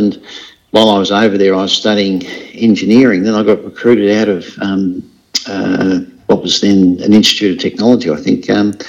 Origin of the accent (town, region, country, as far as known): Tasmania, Australia; born or raised there; also born or lived in England / Ireland